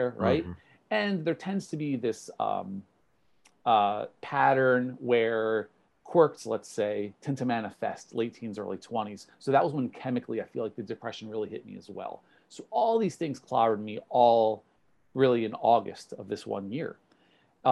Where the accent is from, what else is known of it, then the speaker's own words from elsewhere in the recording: New Jersey, United States; I'm from New Jersey